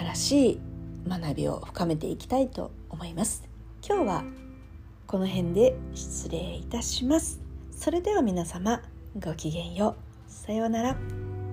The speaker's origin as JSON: {"language": "Japanese", "country": "Japan", "said": "私たち日本人日本で生まれた日本で育った日本人"}